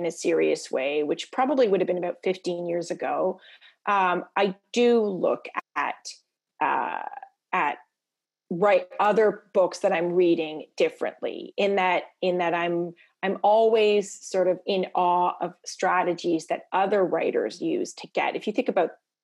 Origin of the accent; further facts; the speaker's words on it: Toronto, Ontario, Canada; also born or lived in Prince Edward Island; I grew up in Toronto and my parents are from Prince Edward Island